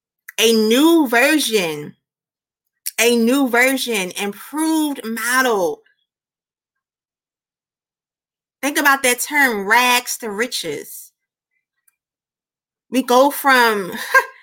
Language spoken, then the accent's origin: English; Philadelphia, Pennsylvania, United States; moved away as an adult; also born or lived in Georgia; I was born and raised in Philly